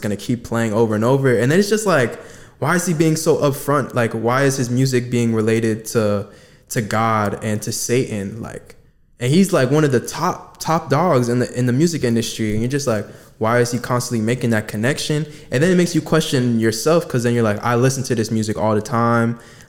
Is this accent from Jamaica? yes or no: yes; Jamaica; I'm Jamaican.